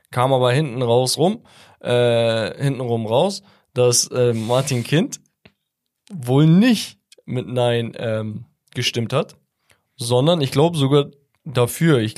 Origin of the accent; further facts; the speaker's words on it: Italy; Der Anreiz für mich als Italiener, die Bundesliga zu schauen wäre, wenn ich ein Ciro Immobile bei Dortmund hätte